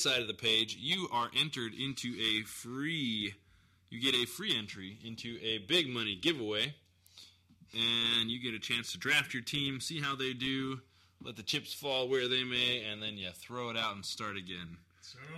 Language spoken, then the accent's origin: English; North County, San Diego, California, United States; I'm from the North County